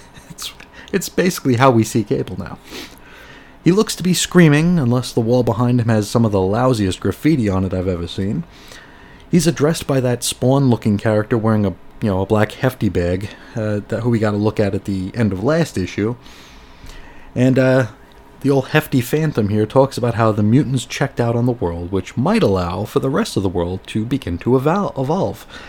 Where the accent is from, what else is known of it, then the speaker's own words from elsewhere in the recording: United States; as an American